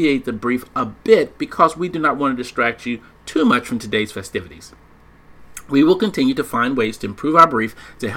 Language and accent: English; Dallas, Texas, United States; now in Washington, D.C. area, United States; I'm originally from Dallas, even though I live in Redskins land